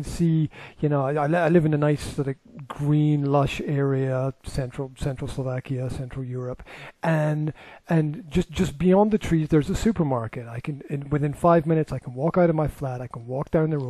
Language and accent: English; Scotland, United Kingdom; moved away; Scotland, where I'm from